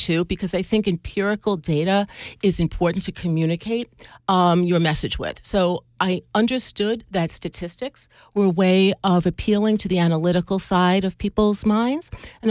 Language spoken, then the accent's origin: English; Long Island, New York, United States; I grew up on Long Island.